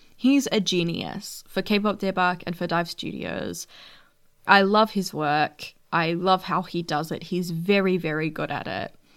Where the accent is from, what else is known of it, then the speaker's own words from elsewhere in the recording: Australia; being an Australian fan